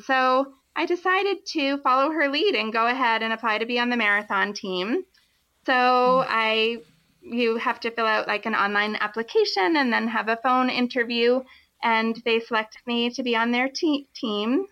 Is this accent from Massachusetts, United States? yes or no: yes; Harwich, Massachusetts, United States; I grew up on Cape Cod